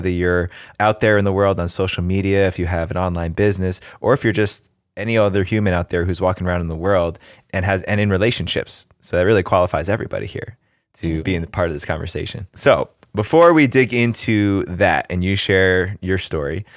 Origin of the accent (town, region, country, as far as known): New Jersey, United States; born or raised there